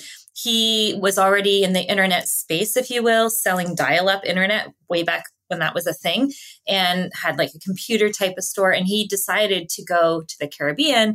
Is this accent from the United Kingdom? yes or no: no; Canada; first language English; I was born and raised in Canada